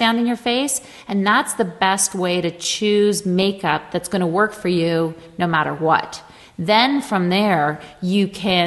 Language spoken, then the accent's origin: English; Canada; I'm Canadian